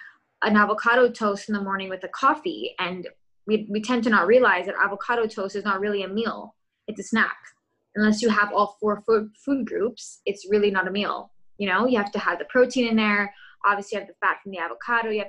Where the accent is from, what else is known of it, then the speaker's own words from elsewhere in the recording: Montreal, Quebec, Canada; I'm from Montreal, Quebec